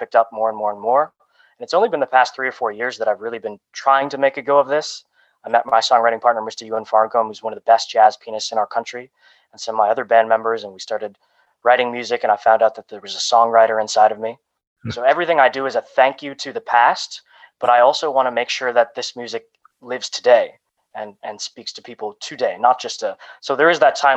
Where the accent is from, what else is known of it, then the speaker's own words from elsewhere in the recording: Toronto, Ontario, Canada; also born or lived in Romania; I was adopted from Romania, and I came to Canada at 6 weeks old